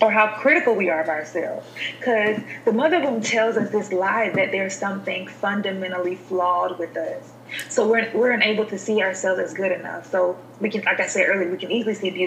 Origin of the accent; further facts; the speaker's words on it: Alabama, United States; moved away as an adult; also born or lived in Utah; now in Nashville, United States; I'm from the South, I'm from Alabama